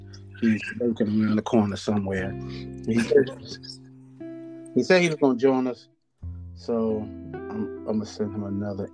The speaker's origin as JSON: {"language": "English", "region": "Virginia", "country": "United States", "said": "we are a bunch of wussies in Virginia when it comes to snow."}